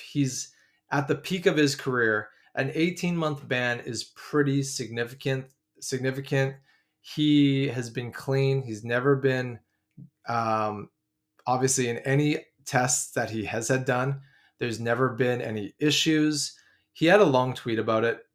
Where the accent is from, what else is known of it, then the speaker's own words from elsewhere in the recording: Vancouver, British Columbia, Canada; I'm from Vancouver